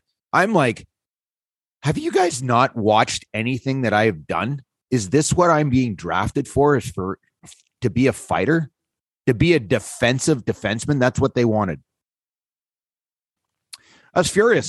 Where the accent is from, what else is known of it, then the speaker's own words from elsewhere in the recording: North Bay, Ontario, Canada; I came from North Bay, Ontario. There was not a lot of high end hockey players for me to practice with and skate with.